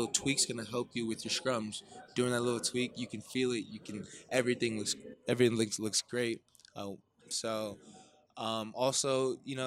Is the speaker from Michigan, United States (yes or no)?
no; Orange County, California, United States; also born or lived in Tonga / New Zealand; I immediately found a rugby club back in my hometown of Orange County